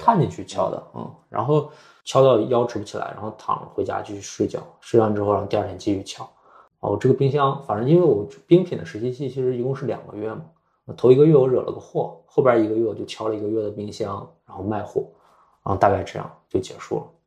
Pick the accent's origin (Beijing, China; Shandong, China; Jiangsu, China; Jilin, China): Jilin, China; Changchun; moved away; 我老家是长春的嘛